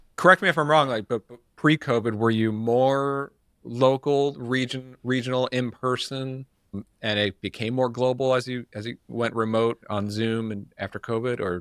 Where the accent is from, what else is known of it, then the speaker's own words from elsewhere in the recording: New York, United States; moved away; I'm from New York